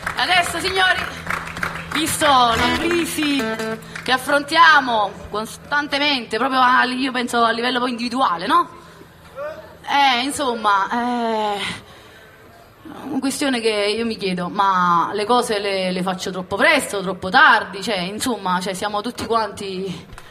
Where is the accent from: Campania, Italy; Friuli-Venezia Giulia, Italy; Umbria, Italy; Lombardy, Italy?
Campania, Italy; Naples; alla mia terra. Una terra che, una città, Napoli